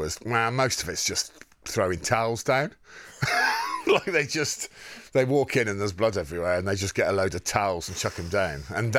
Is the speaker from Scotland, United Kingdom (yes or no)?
no; Wem, West Midlands, United Kingdom; From Wem in Shropshire.